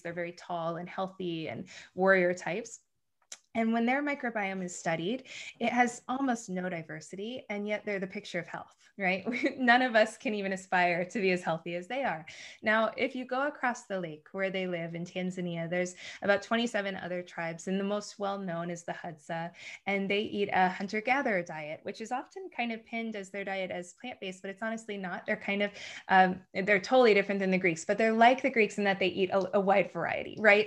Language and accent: English; United States; moved away; growing up in the States